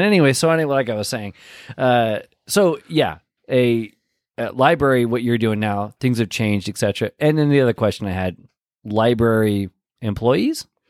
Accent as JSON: {"language": "English", "region": "Pacific Northwest", "country": "United States", "moved": "yes"}